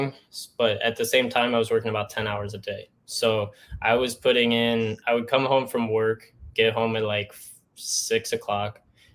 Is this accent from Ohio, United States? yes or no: yes; Northeast Ohio, United States; moved away; I'm from Northeast Ohio